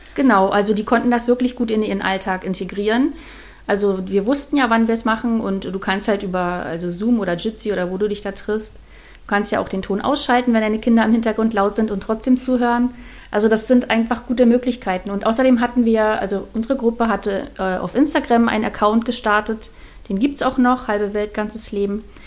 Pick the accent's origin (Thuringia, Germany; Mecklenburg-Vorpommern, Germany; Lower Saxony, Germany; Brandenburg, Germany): Mecklenburg-Vorpommern, Germany; moved away as an adult; now in Spreewald, Germany; ursprünglich komme ich aus Mecklenburg-Vorpommern und dort habe ich, ähm, bevor ich in den Spreewald gezogen bin